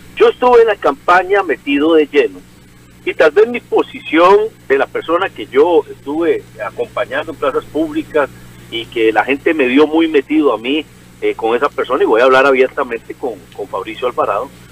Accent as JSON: {"language": "Spanish", "area": "Cinco Esquinas", "region": "San José", "country": "Costa Rica", "said": "de cinco esquinas de ciudad de donde soy yo"}